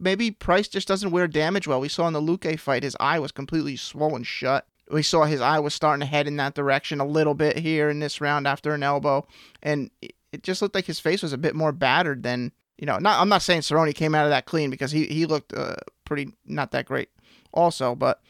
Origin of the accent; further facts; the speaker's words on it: New Jersey, United States; We are from New Jersey.